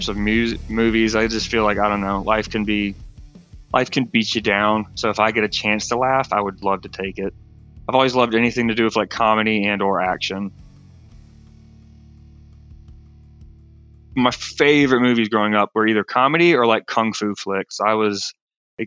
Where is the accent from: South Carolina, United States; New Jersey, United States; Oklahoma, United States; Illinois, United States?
South Carolina, United States; Aiken; I grew up in the Southeast U.S., Aiken, South Carolina